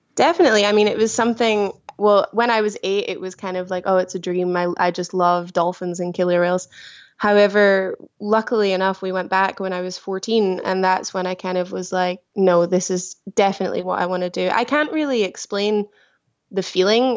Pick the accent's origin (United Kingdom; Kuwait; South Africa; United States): United Kingdom; small village just outside Glasgow, Scotland; moved away as an adult; now in Antibes, France; a very small village. Um, just outside of the main city of Glasgow. I live a very small countryside farmer village, uh, yeah, where I grew up.